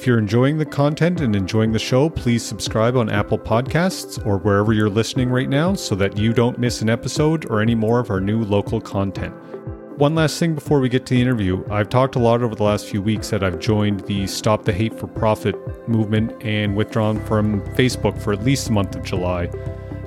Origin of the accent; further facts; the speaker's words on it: Amherst, Nova Scotia, Canada; growing up in Amherst